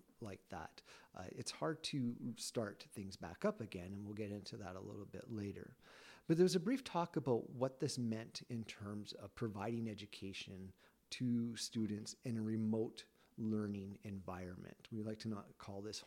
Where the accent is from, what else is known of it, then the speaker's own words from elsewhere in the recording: Lethbridge, Alberta, Canada; I am from Lethbridge.